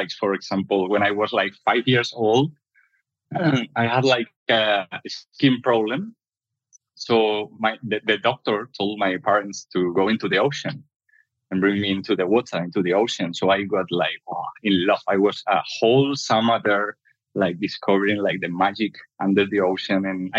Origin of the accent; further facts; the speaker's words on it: Spain; I'm from Spain, but I've been my whole life like traveling. My parents were traveling a lot through Spain because my dad was a builder.